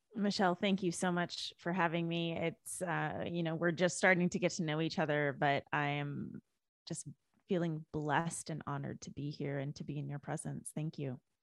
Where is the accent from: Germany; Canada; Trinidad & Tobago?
Canada; moved away as an adult; now in United States; I was born and raised in Canada. I didn't move to the U S until twenty thirteen.